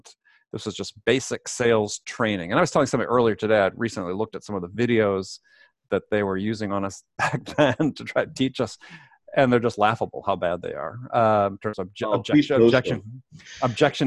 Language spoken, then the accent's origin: English; Madison, Wisconsin, United States; moved away as an adult; also born or lived in San Diego / New York; I grew up in Wisconsin